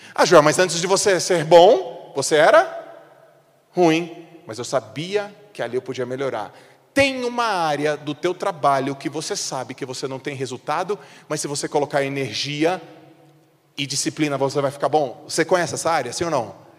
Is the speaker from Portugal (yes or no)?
no; Santos, São Paulo, Brazil; moved away; eu sou de Santos. Eu não moro mais em Santos, mas eu sou de Santos